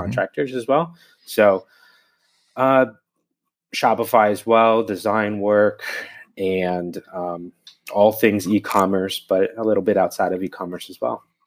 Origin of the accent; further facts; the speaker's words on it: New Jersey, United States; now in Bologna, Italy; I'm from New Jersey, though I haven't lived there in a long time